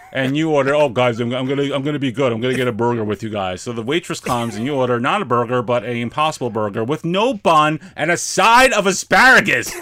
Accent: New York City, New York, United States; I'm from New York

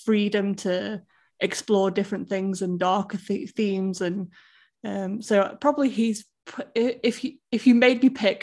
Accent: Stoke-on-Trent, West Midlands, United Kingdom; moved away; my hometown, really, because that's where I'm from

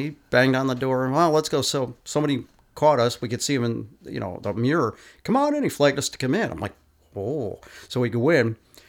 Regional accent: Capital Region, New York, United States; growing up in the Capital Region, like around, I don't know, 1963, 64

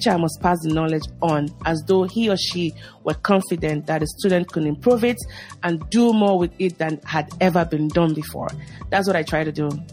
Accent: Lagos, Nigeria; moved away as an adult; now in United States; So growing up in Lagos, I grew up in Lagos, Nigeria.

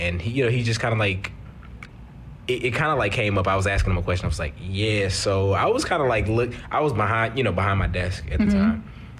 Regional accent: East St. Louis, Illinois, United States; I grew up in East St. Louis.

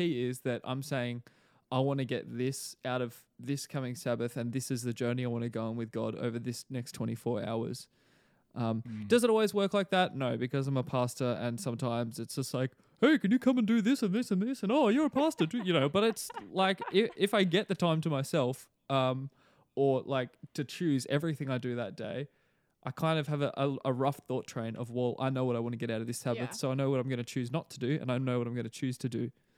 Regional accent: Australia; now in New Zealand; a lot of the Kiwis here have not even realized I'm Australian, because my accent, it hasn't become a Kiwi accent, but it's just not a very pronounced Australian one.

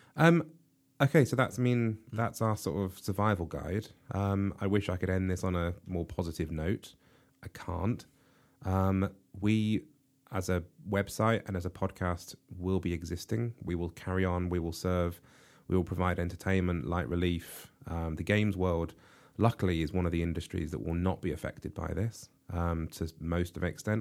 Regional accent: United Kingdom; we in the U K

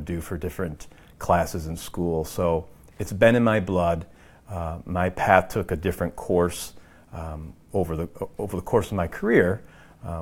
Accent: Binghamton, New York, United States; I am from Binghamton, New York, which is upstate New York, about 2.5 hours from New York City, born and raised.

